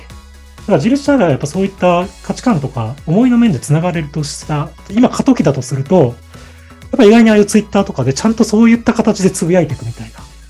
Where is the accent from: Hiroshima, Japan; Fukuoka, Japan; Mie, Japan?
Fukuoka, Japan; moved away; 福岡に生まれて、西へ西、あ、東へ東へ進んできて